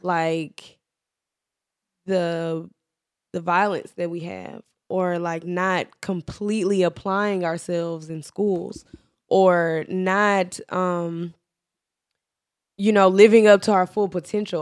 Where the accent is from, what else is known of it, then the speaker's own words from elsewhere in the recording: United States; we were born here in America